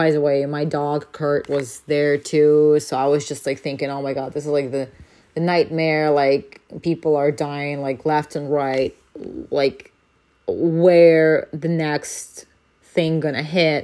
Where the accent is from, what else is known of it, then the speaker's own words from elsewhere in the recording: Ukraine; now in France; I am from Ukraine